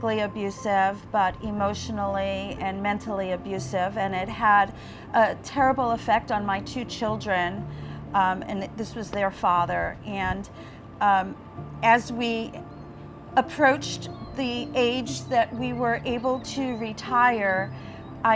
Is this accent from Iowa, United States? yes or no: no; New York City, New York, United States; moved away as an adult; now in Florida, United States; Growing up in Staten Island, we attended the beaches at the Jersey Shore